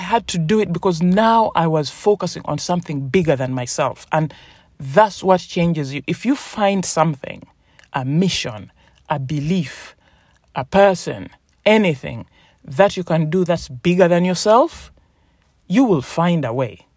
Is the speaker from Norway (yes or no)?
no; Uganda; also born or lived in England; now in United Kingdom; I was born in Uganda, a place in Africa, in East Africa, beautiful country, um, tropical weather and my family moved over to the United Kingdom, to England. And so when my mom died, I moved over as well.